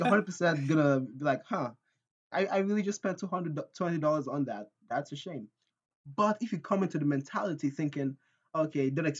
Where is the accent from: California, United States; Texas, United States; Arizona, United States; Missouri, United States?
Texas, United States; I'm a Texan. I was born in Texas